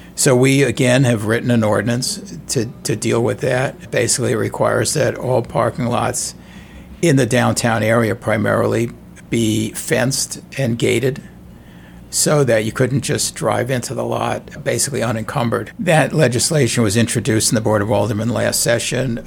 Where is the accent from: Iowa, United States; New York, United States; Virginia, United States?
New York, United States; New York City; moved away as an adult; now in St. Louis, United States; I'm from New York City originally